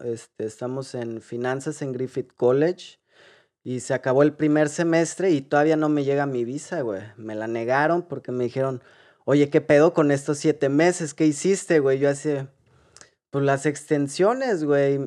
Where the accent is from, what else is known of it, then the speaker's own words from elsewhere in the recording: Guadalajara, Jalisco, Mexico; moved away as an adult; also born or lived in Mexico City; now in Ireland; venimos, nacimos en Guadalajara. Eh, ahí crecimos